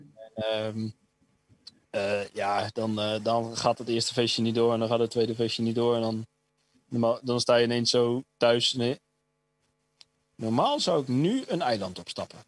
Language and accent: Dutch; Stadskanaal, Groningen, Netherlands; moved away; in Stadskanaal, waar ik vandaan kom